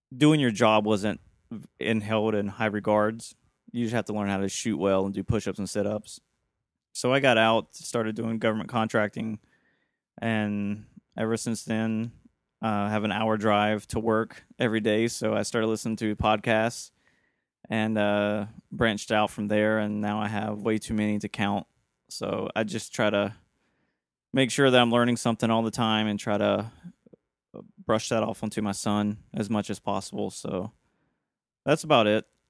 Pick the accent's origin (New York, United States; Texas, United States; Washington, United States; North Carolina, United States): North Carolina, United States; moved away as an adult; also born or lived in Germany / Afghanistan; I was born and raised in North Carolina, um, very much so on the hillbilly culture. that is prominent in the South.